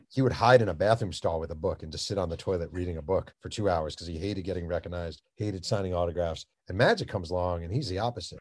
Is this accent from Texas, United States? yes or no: no; Mahopac, New York, United States; I grew up in Mayo Pack, which is a tiny town